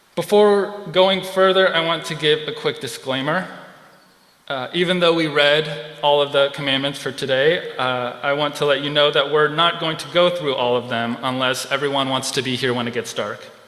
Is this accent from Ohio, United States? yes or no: no; California, United States; moved away; I'm originally from California